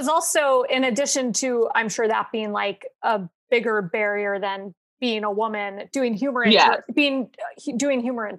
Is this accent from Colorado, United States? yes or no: yes; Colorado, United States; born or raised there